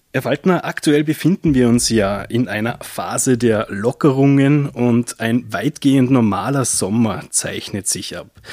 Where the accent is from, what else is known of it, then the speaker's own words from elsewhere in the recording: Austria; wir als Österreicher